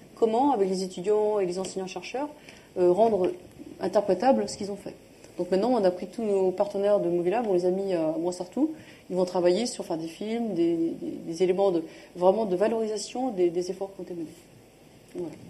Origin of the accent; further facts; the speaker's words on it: France; accent: franchouillard (French accent in English); j'ai plaisir à parler anglais avec mon accent qui va être un peu franchouillard